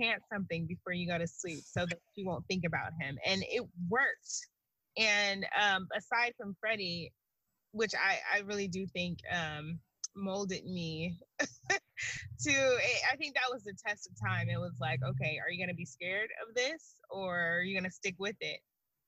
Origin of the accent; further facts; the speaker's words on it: Long Beach, California, United States; also born or lived in Gary, Indiana; I was born in Gary, Indiana, and raised in Long Beach, California